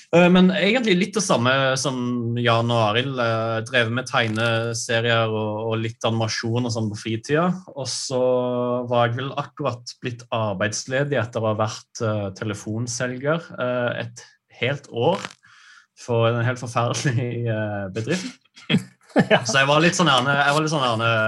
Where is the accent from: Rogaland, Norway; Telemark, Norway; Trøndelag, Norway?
Rogaland, Norway; Brusand; moved away as an adult; jeg, er fra et lite sted eh, på Jæren som heter Brusand